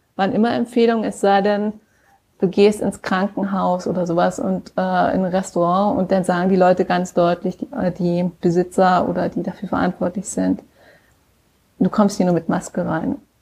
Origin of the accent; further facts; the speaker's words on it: Aachen, North Rhine-Westphalia, Germany; now in San Francisco Bay Area, United States; ich komme ja aus Aachen